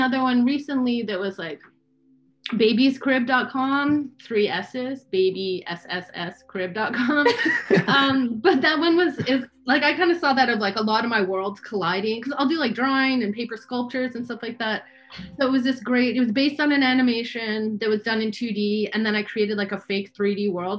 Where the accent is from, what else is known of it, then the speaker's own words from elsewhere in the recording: Canada; I am originally from Canada